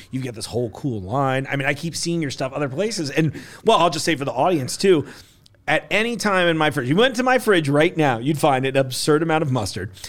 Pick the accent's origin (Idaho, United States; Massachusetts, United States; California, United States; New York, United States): New York, United States; moved away as an adult; also born or lived in East Coast; now in Kentucky, United States; I know I live in Kentucky now, but I'm like one of those dirty New York people